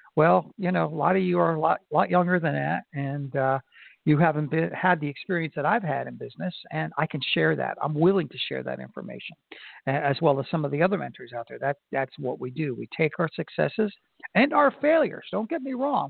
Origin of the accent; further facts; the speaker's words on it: Florida, United States; in Florida, my home state